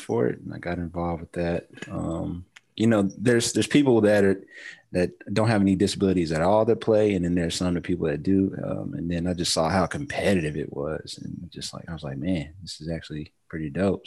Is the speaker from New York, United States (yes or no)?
no; Middle Tennessee, United States; I am from Middle Tennessee.